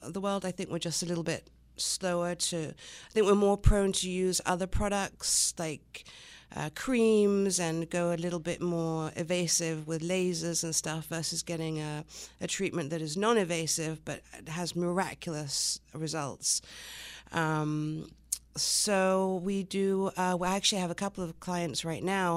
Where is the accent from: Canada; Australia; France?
France; the Riviera, Provence-Alpes-Côte d'Azur; accent: English; moved away as an adult; also born or lived in Long Island, New York, United States / England / London, England / Los Angeles, United States; moved to England, where my mother's from, and stayed there until I was about nine, and then at nine, my family family moved to France, the south of France